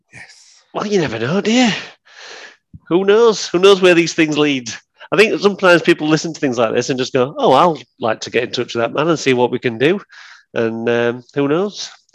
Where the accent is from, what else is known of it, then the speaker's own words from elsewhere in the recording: Sheffield, Yorkshire and the Humber, United Kingdom; also born or lived in Nether Edge, Sheffield; I grew up in Woodhouse